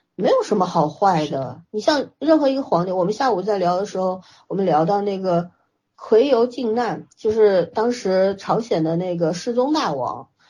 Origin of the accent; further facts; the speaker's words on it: China; 对于我们中国人来说，我们为什么现在说起来恨得牙痒痒？